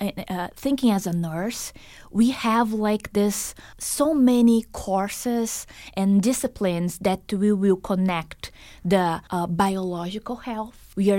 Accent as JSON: {"language": "English", "town": "Boston", "region": "Massachusetts", "country": "United States", "said": "I came from Boston, so east side, and I'm so surprised seeing all the nature around here."}